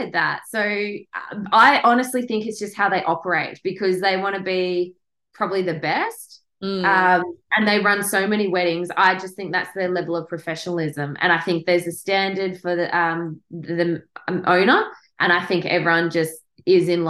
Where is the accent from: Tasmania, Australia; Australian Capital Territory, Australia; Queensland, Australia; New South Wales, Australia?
Tasmania, Australia; also born or lived in Victoria; I was obviously Tasmanian